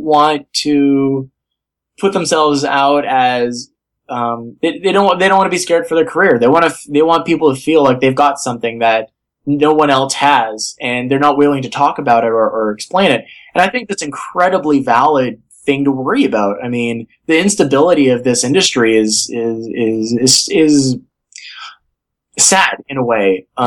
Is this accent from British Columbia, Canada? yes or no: no; Thunder Bay, Ontario, Canada; I grew up in Thunder Bay